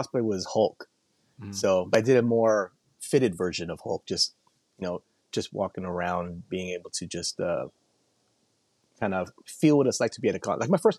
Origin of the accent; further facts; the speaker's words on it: Hawaii, United States; now in South San Francisco, United States; I grew up in Hawaii originally.